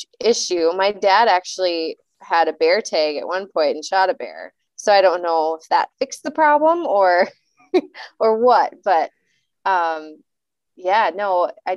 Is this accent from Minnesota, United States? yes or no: yes; Hermantown, Minnesota, United States; I am local to the Duluth area, but I grew up in Hermantown and Friedenburg